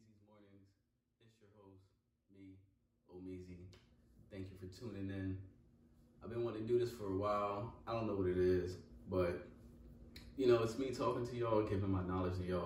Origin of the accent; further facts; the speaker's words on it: Pennsylvania, United States; moved away as an adult; also born or lived in Virginia; I moved back up here to PA where I'm from.